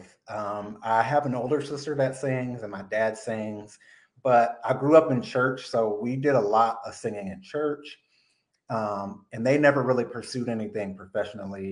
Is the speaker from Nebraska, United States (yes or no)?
yes; Omaha, Nebraska, United States; now in Los Angeles, United States; I was born in Omaha, Nebraska. So I was involved in the middle of the country